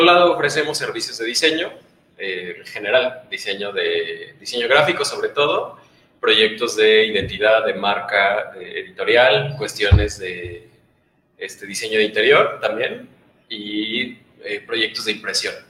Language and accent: Spanish; Oaxaca, Mexico; los tres somos de Oaxaca